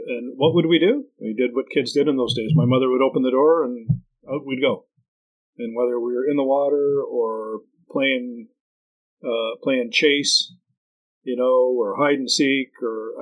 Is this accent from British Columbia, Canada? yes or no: no; Mississauga, Ontario, Canada; moved away as an adult; now in Parry Sound, Canada; we're from Mississauga